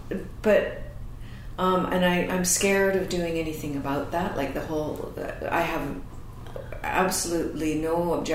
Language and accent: English; Canada; I'm, I think, known as a Canadian actress.